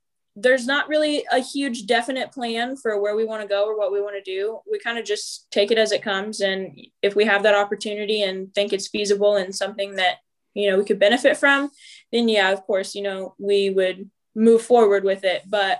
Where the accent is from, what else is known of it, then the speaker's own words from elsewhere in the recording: Illinois, United States; we're from Illinois